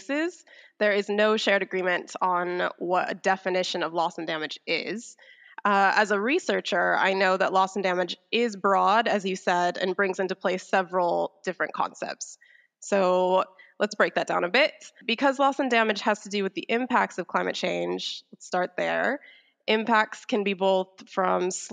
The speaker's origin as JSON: {"language": "English", "country": "United States", "said": "I'm an American"}